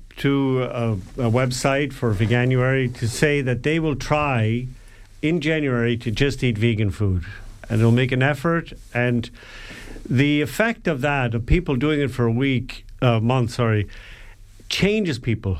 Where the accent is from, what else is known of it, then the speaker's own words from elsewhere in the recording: Ireland; we're Irish